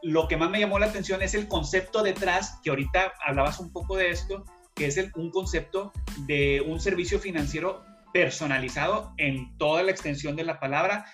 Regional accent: Monterrey, Nuevo León, Mexico; now in Houston, United States; ambos somos regios, que, que hay una población grande de regios, que a los regios son aquellas personas que originarios de la ciudad de Monterrey

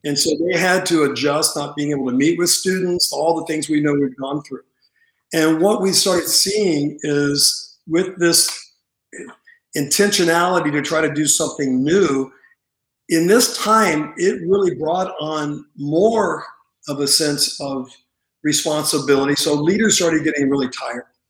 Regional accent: Santa Monica, California, United States; grew up in um, California, in Santa Monica

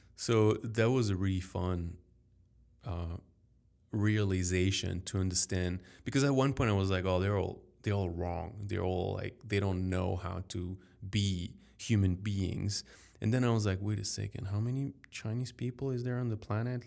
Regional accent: Paris, Île-de-France, France; accent: French; English is a second language; as a French man growing up in Paris, in France

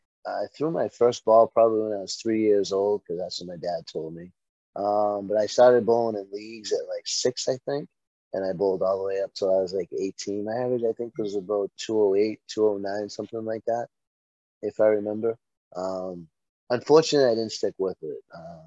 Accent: Medford, Massachusetts, United States; also born or lived in Dorchester, Boston; I grew up in, my father ran Holiday Lanes in Medford for many, many, many years.

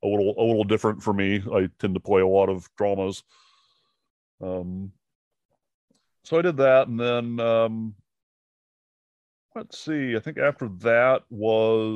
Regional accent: Seattle, Washington, United States; moved away as an adult; now in Savannah, United States; I'm from Seattle originally, so I did a lot of theater and some little indie films there

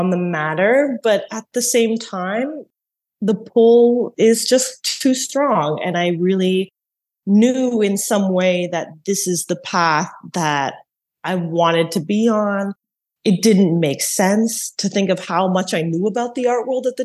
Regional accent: Montreal, Quebec, Canada; also born or lived in Toronto; now in New York, United States; I was born in Montreal

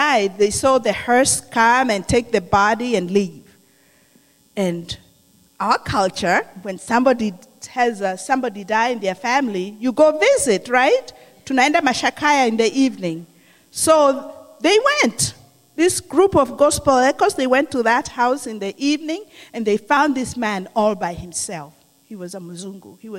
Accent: Kenya; moved away; I'm from Kenya.

